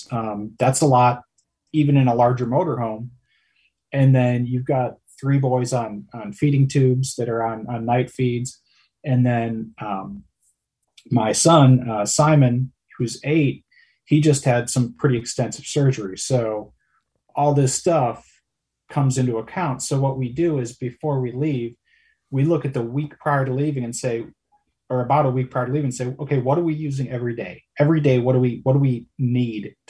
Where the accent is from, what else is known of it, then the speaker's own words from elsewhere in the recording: Wisconsin, United States; we went camping every weekend growing up in Wisconsin